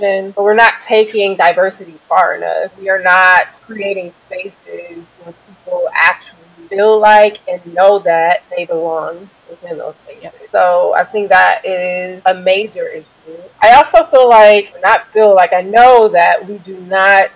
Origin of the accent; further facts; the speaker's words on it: Detroit, Michigan, United States; I am from Detroit